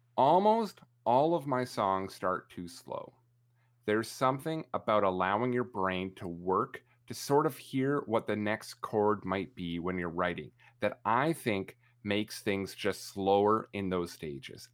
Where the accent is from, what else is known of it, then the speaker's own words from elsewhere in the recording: Canada; obnoxiously Canadian